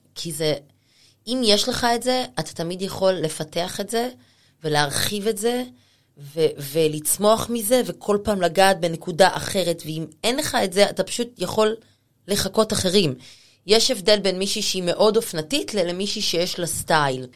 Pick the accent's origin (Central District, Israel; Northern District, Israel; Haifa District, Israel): Central District, Israel; Rehovot; moved away as an adult; now in Tel Aviv, Israel; אני לא מתל אביב, אני מרחובות